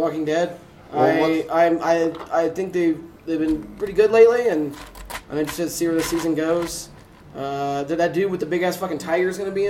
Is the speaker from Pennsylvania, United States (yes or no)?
no; Indiana, United States; moved away; Back in Indiana, our comic book shop in my hometown was called the Danger Room.